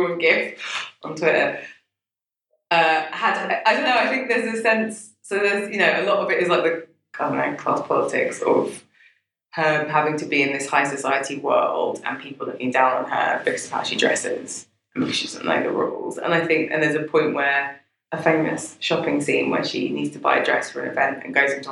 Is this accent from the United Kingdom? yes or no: yes; London, United Kingdom; I grew up in Brixton before it was gentrified.